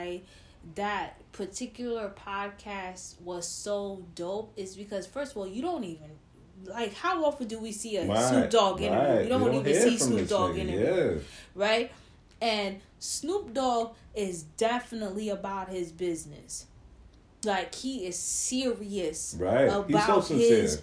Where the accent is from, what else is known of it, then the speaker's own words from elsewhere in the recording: New York, United States; also born or lived in California; I was born in Cali, and I was raised in New York. I came back to New York when I was 6 months years old, and I've been here ever since.